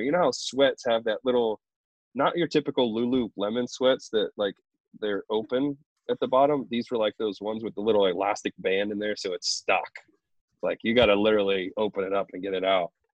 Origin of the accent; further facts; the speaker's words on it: Columbus, Ohio, United States; I'm from Ohio, from Columbus